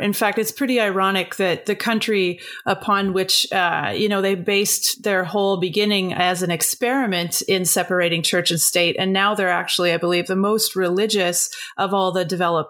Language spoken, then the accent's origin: English; United States; I think I'm American as well.